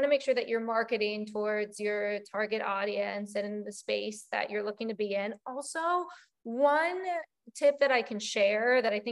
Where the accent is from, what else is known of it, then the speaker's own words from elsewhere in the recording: West Virginia, United States; moved away as an adult; now in South Florida, United States; I grew up in a very small town in West Virginia